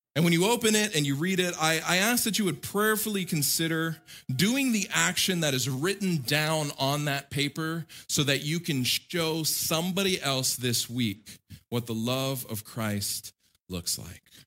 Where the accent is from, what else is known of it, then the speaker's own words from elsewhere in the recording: United States; as an American living my whole life in America, growing up in America